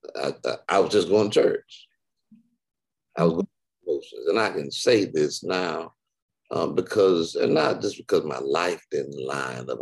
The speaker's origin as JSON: {"language": "English", "town": "Detroit", "region": "Michigan", "country": "United States", "moved": "yes", "lives_now": "Houston, United States", "said": "I'm in Houston, but I'm not from Houston. I'm from Detroit"}